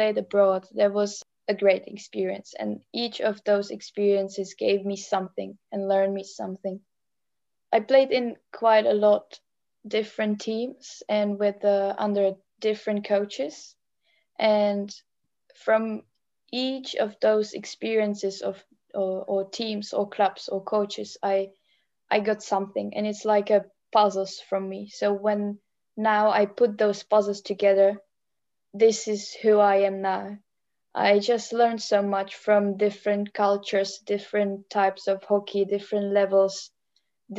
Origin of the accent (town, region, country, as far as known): Czechia; English is a second language; moved away as an adult; also born or lived in Netherlands / Germany / England / Australia